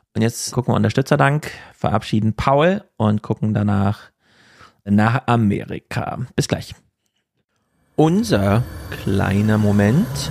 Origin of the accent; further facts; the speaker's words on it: Jena, Thuringia, Germany; moved away; meine Heimatstadt